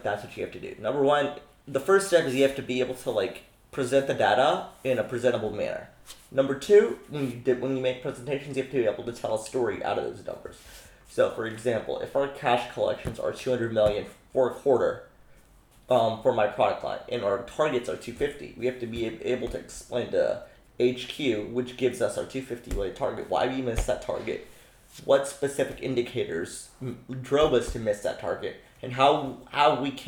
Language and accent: English; Houston, Texas, United States; also born or lived in India; I'm from Texas originally, and I've lived there in Texas since I was 6 years old. My parents are originally from India. I lived in India till I was six, moved to Texas, specifically Houston, when I was 6 years old